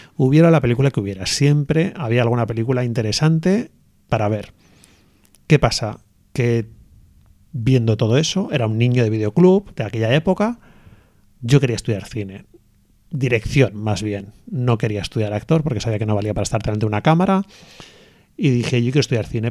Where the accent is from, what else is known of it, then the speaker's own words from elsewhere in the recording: Hondarribia, Basque Country, Spain; also born or lived in Bilbao; nosotros somos de, de Ondarribia, lo de San Sebastián